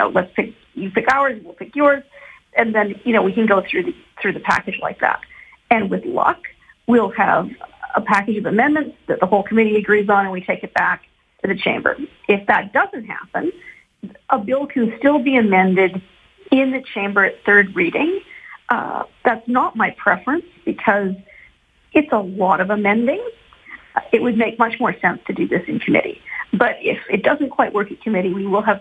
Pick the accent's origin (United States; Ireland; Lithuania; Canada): Canada; Edmonton, Alberta; I'm from Edmonton